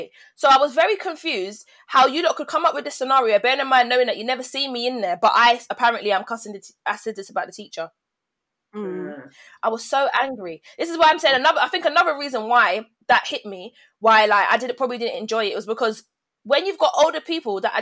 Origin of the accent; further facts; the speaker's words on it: London, United Kingdom; I'm from London.